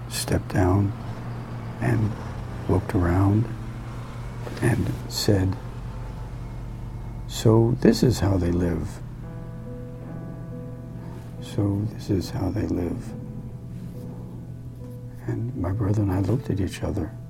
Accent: New York City, New York, United States; growing up on New York City's Lower East Side was really quite an experience. Italian families, Irish families, and mostly Jewish families, all living together in not very uh, nice accommodations.

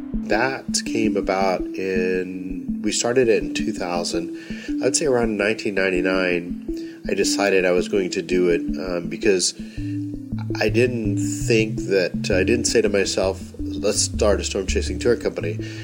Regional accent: North Texas, United States; growing up in North Texas where we have big storms on a regular basis

